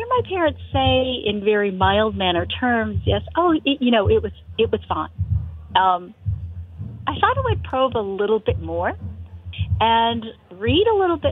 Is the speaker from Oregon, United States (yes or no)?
no; San Francisco Bay Area, California, United States; my own growing up in the Bay Area in California